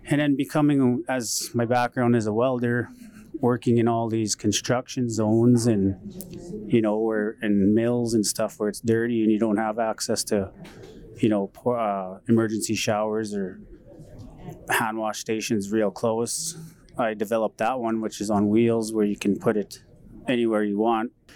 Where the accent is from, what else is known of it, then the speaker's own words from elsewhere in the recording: Paddle Prairie Métis Settlement, Alberta, Canada; I grew up in Paddle Prairie Métis settlement